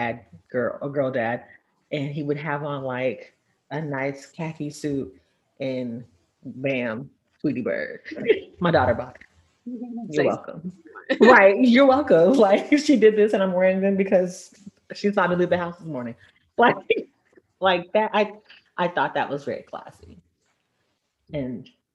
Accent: Texas, United States; I'm from Texas

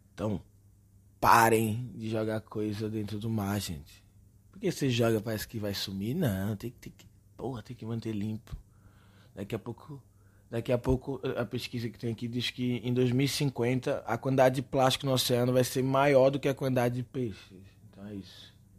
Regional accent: Recife, Pernambuco, Brazil; moved away; Eu sou recifense

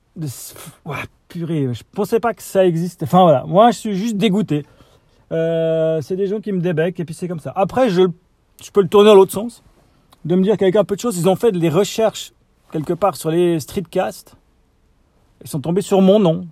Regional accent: Switzerland; accent: Swiss; mon accent suisse.

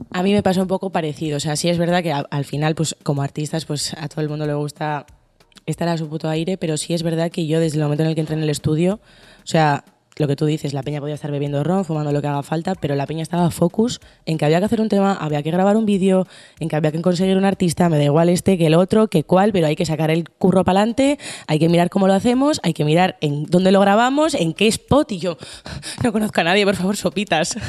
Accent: Bilbao, Basque Country, Spain; soy de Bilbo

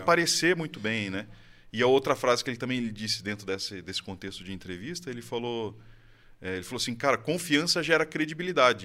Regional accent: Campinas, São Paulo, Brazil; now in Valinhos, Brazil; Moro em Campinas a vida inteira. Moro agora recentemente em Valinhos, nos últimos quatro anos

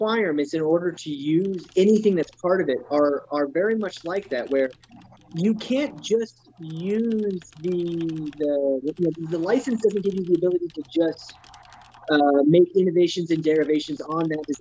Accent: United States; I am an American

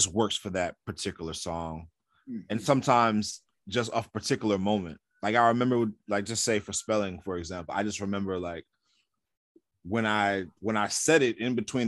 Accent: New York City, New York, United States; in a neighborhood I grew up in South Jamaica, Queens

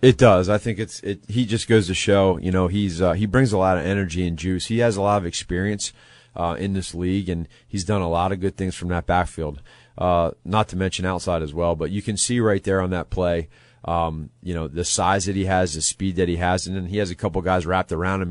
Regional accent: Pennsylvania, United States; moved away as an adult; now in Chicago, United States; being a, an East Coast guy, I'm from Pennsylvania, but coming out here in the Midwest

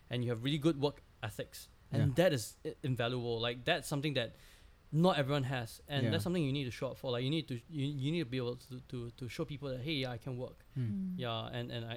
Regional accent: Singapore; I know my value as a Singaporean in a kitchen

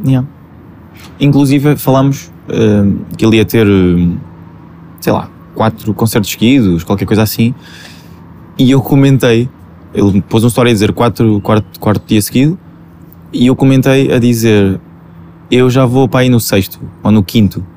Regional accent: Alentejo, Portugal; Os meus amigos da marleja, que é de onde eu sou, sou do Alentejo, portanto eles viram-me viram crescer.

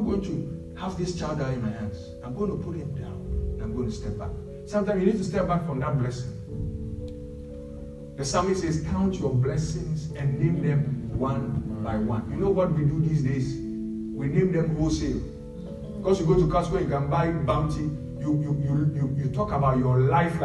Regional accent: Ghana; moved away; We come from Ghana where we pray more than 99% of the world

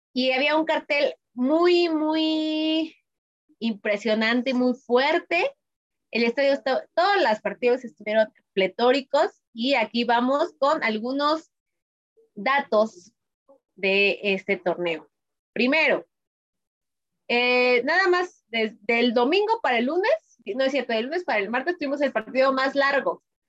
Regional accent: Mexico; como hablamos popularmente aquí en México

